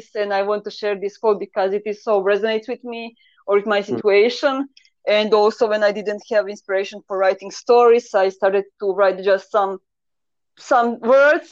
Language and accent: English; Croatia; first language Croatian; English is a second language; I kind of always write on the Croatian, so it is my mother language because I'm from Croatia.